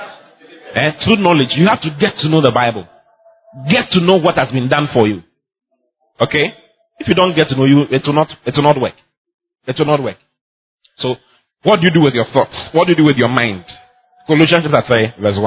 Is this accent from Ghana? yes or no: yes; Ghana; I'm a Ghanaian